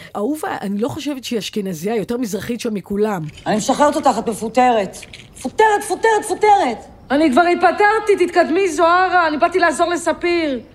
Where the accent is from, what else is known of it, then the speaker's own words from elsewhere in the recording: the Krayot, Haifa District, Israel; moved away; אני באה מהקריות